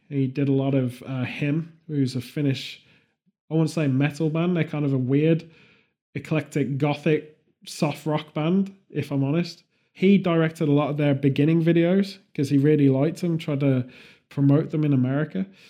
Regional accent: England, United Kingdom; being English

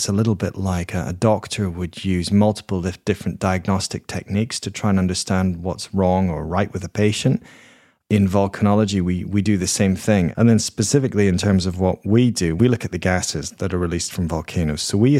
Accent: Edinburgh, Scotland, United Kingdom; I grew up in Edinburgh in Scotland, and Edinburgh is a city which is built on seven hills, and they're all volcanoes.

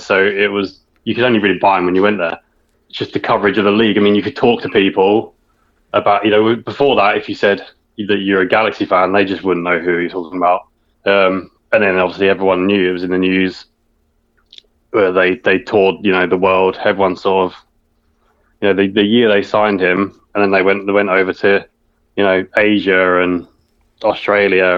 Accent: England, United Kingdom; being English

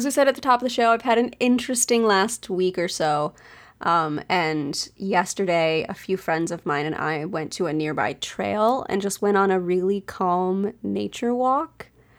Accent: East Coast, United States; born or raised there

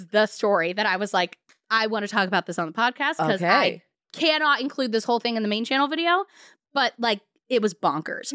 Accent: San Diego, California, United States; a lot of snorkeling growing up in San Diego

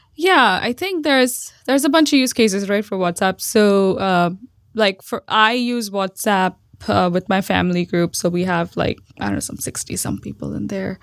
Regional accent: Mumbai, Maharashtra, India; moved away as an adult; also born or lived in Austin; now in Bay Area, United States; I grew up in Mumbai. Well, not just grew up, I was born in Mumbai

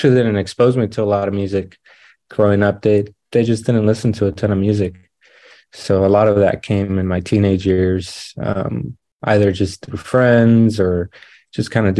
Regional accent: Los Angeles, California, United States; also born or lived in Lancaster, California; I grew up in San Fernando Valley, so in the valley in California. Half of my life there, and then I moved up here to, we call it DAV, but it's Lancaster, Palmdale

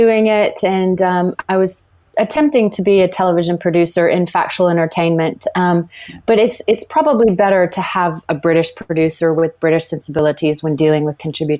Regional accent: Louisiana, United States; moved away as an adult; also born or lived in Los Angeles; Yeah, I grew up in Louisiana.

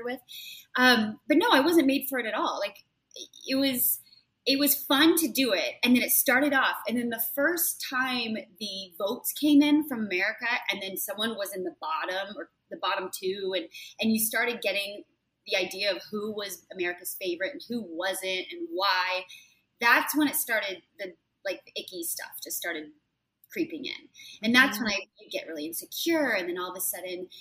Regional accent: Portland, Oregon, United States; moved away as an adult; also born or lived in Nuremberg, Germany / New York / Konstanz, Germany; now in New Orleans, United States; I grew up in Portland, Oregon, right outside of Portland, Oregon.

